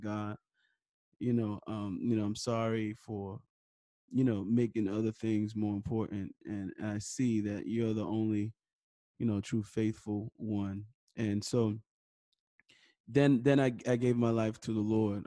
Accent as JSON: {"language": "English", "town": "New York City", "region": "New York", "country": "United States", "tie": "born or raised there", "said": "I was born and raised in New York City, uh, Harlem, New York"}